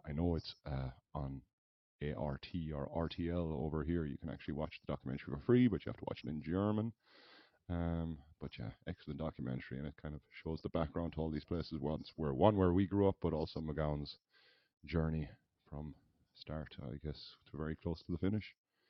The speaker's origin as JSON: {"language": "English", "country": "Ireland", "said": "Is that now us being two Irish people?"}